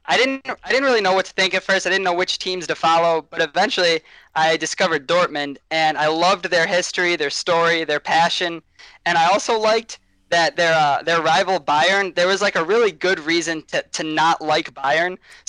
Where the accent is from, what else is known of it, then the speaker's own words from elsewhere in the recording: Michigan, United States; growing up in America